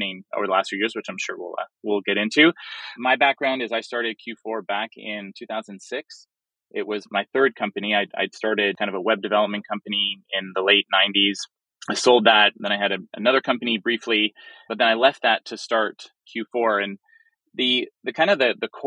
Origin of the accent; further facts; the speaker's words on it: Toronto, Ontario, Canada; I'm born and raised in Toronto